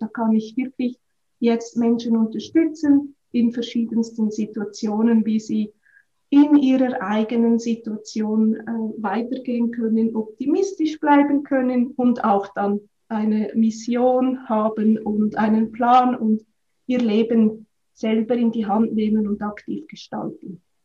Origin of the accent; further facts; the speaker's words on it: Switzerland; moved away as an adult; also born or lived in Australia; ich bin ursprünglich aufgewachsen auf dem Land, auf einem Bauernhof